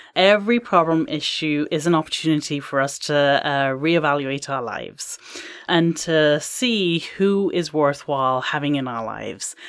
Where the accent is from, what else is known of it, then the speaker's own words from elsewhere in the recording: England, United Kingdom; now in Canada; I am from England